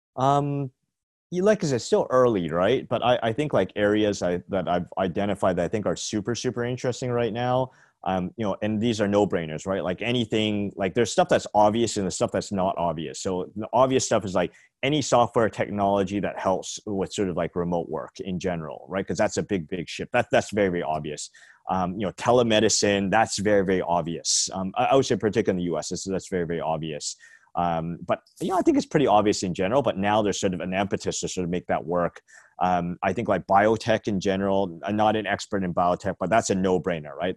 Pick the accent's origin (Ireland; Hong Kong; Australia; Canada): Canada; moved away as an adult; now in San Francisco, United States; I'm Canadian, but, um, moved here, like, when I was, like, twenty-four, twenty-five